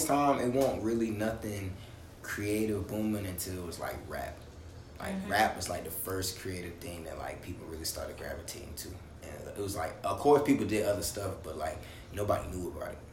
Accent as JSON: {"language": "English", "town": "Fayetteville", "region": "North Carolina", "country": "United States", "tie": "born or raised there", "also_born_or_lived": "Charlotte, North Carolina", "said": "My people, my family, like my mother and my grandfather, they're from Newport News, but I was raised in Fayetteville, North Carolina."}